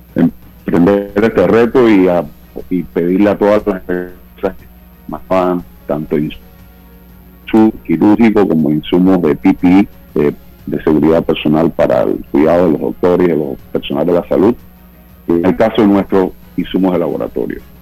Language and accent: Spanish; Panama; trabajadores panameños eh, que realmente nos sentimos como siento yo